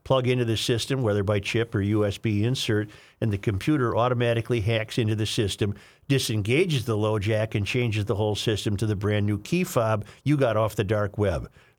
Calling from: Rhode Island, United States; Evening. I'm a listener from Rhode Island. My brother lives in the Minneapolis burbs and turned me on to you guys.

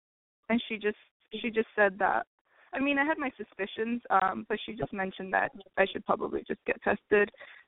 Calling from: Riverside, California, United States

